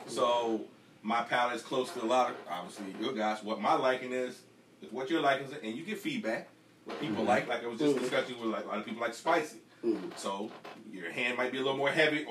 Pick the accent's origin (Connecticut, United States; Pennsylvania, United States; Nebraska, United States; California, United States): Pennsylvania, United States; Philadelphia; growing up in Philly